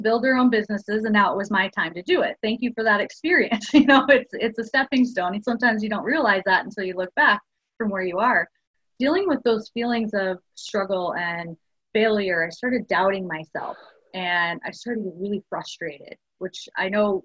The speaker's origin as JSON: {"language": "English", "town": "Chicago", "region": "Illinois", "country": "United States", "moved": "as an adult", "lives_now": "Houston, United States", "said": "I'm from Chicago and came over here to Houston"}